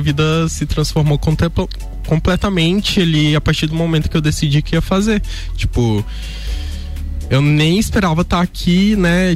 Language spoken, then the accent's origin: Portuguese; Pará, Brazil; eu sou da região do Pará